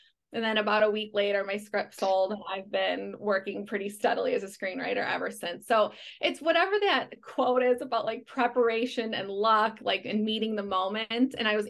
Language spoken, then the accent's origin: English; Chicago, Illinois, United States; And it's not because I'm from Chicago. I'm from a pretty practical family.